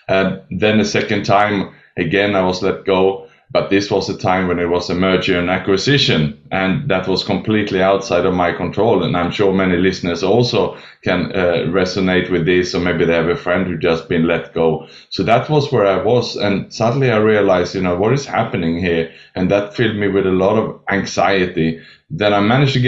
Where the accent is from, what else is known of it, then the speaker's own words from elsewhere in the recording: Sweden; also born or lived in Australia; now in Southeast Asia; So I was born in Sweden, educated in Australia, and then I lived and worked the last 20 years in Southeast Asia